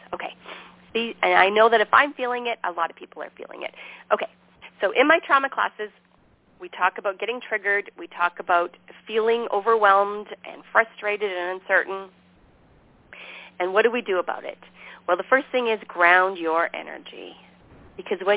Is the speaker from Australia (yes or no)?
no; Canada; moved away as an adult; also born or lived in Montana; here I am from Canada, naive